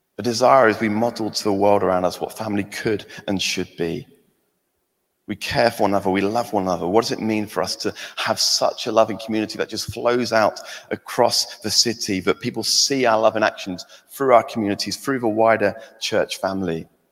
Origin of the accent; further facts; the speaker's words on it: England, United Kingdom; now in Scotland; I'm England, I'm English